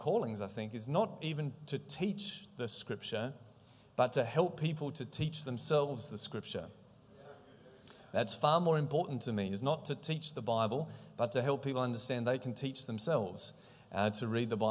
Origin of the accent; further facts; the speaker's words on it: Australia; I'm from Australia